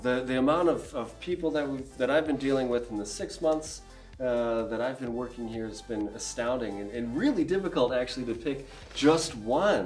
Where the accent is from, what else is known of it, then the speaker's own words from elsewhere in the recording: Duluth, Minnesota, United States; I'm also from Duluth, born and raised here